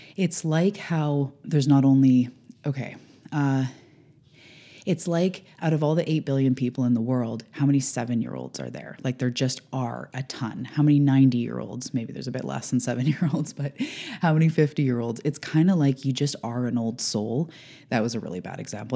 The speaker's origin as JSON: {"language": "English", "country": "Canada", "said": "I'm a Canadian"}